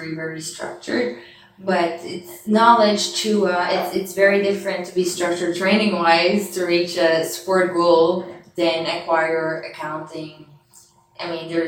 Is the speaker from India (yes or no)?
no; Canada; moved away as an adult; also born or lived in France; I came from Canada